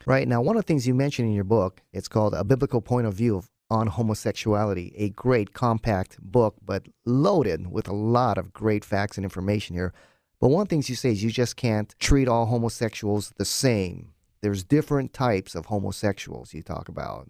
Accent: Hawaii, United States; this show airs in Hawaii, my home state.

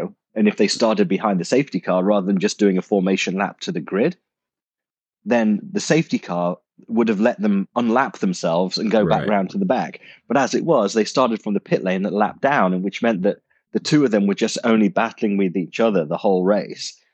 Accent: United Kingdom; he's British and I'm British.

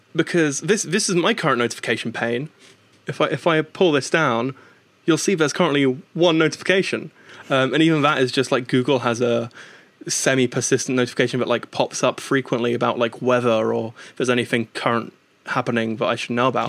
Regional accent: United Kingdom; moved over to the UK roughly twenty years ago, which is where I was born and raised

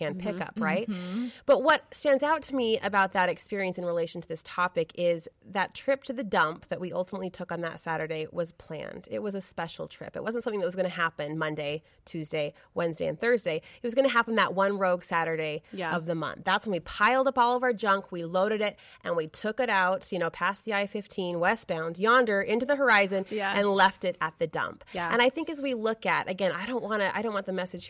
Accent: Brigham City, Utah, United States; I grew up in Brigham City, Utah, small town USA

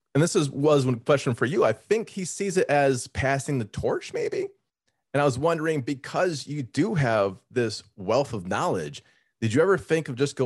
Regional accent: Las Vegas, Nevada, United States; moved away; also born or lived in Montreal; I am from Las Vegas and I somehow moved to Montreal.

